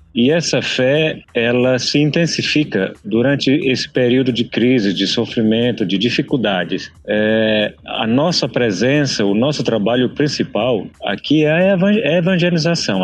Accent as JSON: {"language": "Portuguese", "town": "Balsas", "region": "Maranhão", "country": "Brazil", "moved": "as an adult", "lives_now": "South Sudan", "said": "Eu sou de Balsas, no interior do Maranhão"}